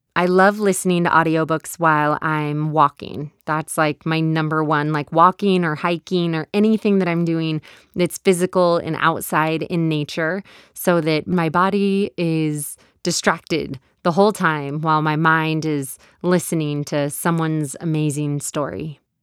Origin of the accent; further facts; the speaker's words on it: Texas, United States; accent: Texas; my Texas accent